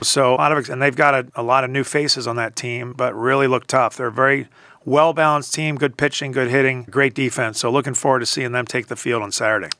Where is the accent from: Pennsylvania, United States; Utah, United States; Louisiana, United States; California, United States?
Pennsylvania, United States; Philadelphia; moved away; growing up in Philadelphia